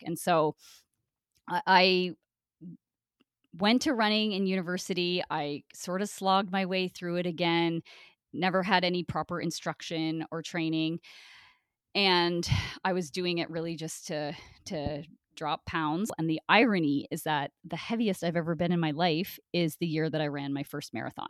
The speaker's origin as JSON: {"language": "English", "town": "Brockville", "region": "Ontario", "country": "Canada", "tie": "born or raised there", "said": "I grew up in Brockville, Ontario, a really small town"}